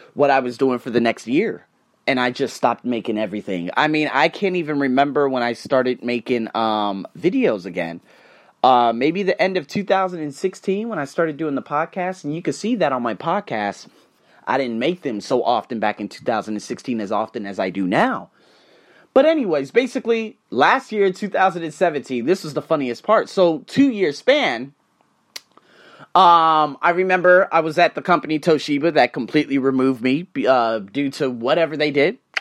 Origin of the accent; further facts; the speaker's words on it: Las Vegas, Nevada, United States; moved away as an adult; now in Bangkok, Thailand; I was born and raised in the Vegas craze, I've been living here, in Bangkok for five goddamn years, no, well not, well in Thailand for five years